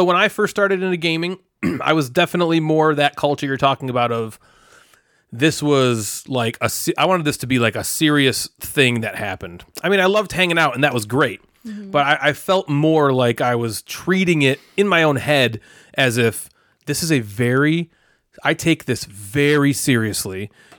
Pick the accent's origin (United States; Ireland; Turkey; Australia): Ireland; Like I'm from originally from Ireland.